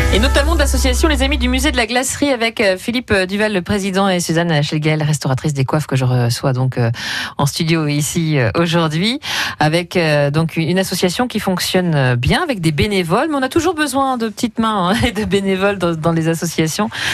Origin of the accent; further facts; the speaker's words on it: Normandy, France; Moi qui suis normande